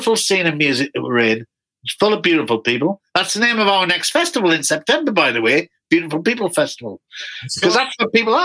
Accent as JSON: {"language": "English", "town": "Newcastle upon Tyne", "region": "North East England", "country": "United Kingdom", "said": "I'm from Newcastle in the north of England."}